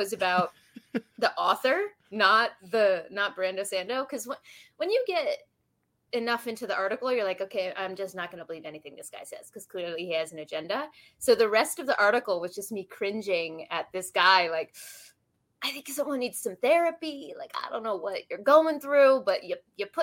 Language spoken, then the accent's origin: English; Washington, District of Columbia, United States; My hometown is DC.